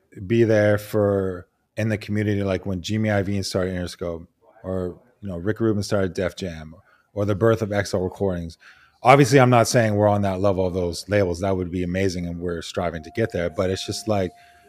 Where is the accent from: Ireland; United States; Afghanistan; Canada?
Canada; Vancouver, British Columbia; I grew up in Vancouver, Canada